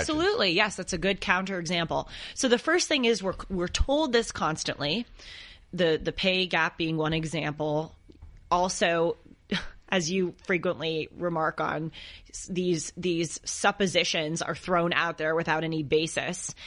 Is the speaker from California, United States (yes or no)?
yes; Los Angeles, California, United States; I grew up here in Los Angeles and my parents lived close to the water.